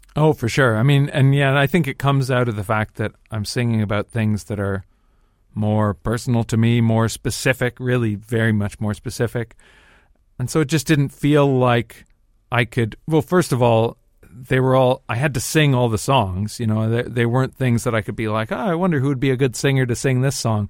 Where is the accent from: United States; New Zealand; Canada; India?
Canada; Dundas, Ontario; moved away as an adult; also born or lived in Toronto; now in London, United Kingdom; people that I grew up with in Dundas